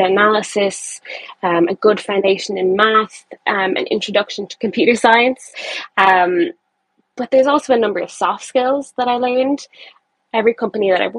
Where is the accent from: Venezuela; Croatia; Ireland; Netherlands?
Ireland; I am from Ireland, and I'm currently based in Dublin.